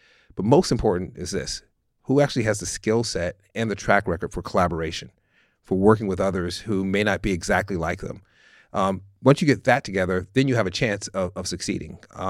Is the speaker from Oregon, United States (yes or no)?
no; San Francisco, California, United States; But I grew up in San Francisco. We grew up in a working class neighborhood that was extraordinarily diverse.